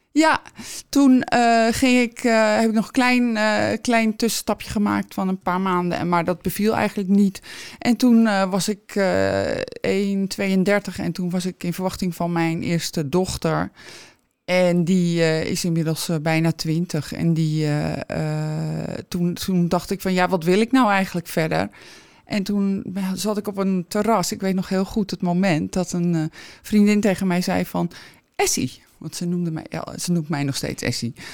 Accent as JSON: {"language": "Dutch", "town": "Alkmaar", "region": "North Holland", "country": "Netherlands", "tie": "born or raised there", "said": "Ik ben geboren aan het Verdronken Noord"}